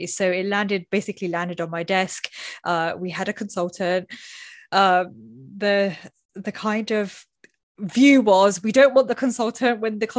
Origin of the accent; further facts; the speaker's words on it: United Kingdom; talking about salaries is something that we don't openly do, especially in Britain. Being British is like, no, must not talk about it.